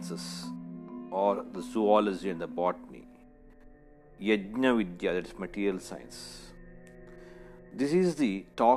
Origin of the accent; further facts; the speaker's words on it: India; Being an Indian